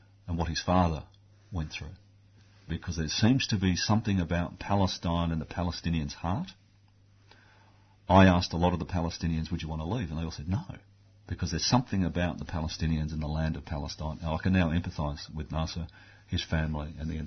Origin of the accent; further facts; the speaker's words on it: Australia; I'm an Australian